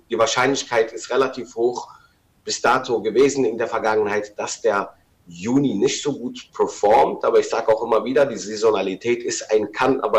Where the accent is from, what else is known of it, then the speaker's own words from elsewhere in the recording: Rhineland, Germany; eine Divergenz für mich als Rheinländer